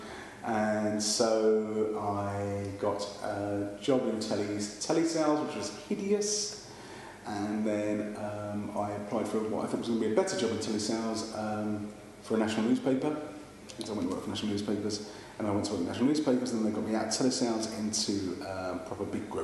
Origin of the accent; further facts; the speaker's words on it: London, United Kingdom; accent: East End; I can't say that properly because I come from the East End and it betrays me